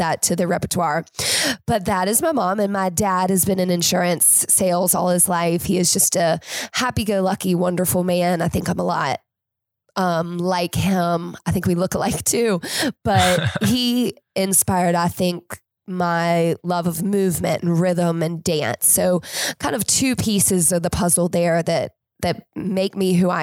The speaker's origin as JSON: {"language": "English", "town": "Winston-Salem", "region": "North Carolina", "country": "United States", "tie": "born or raised there", "said": "I am from Winston-Salem."}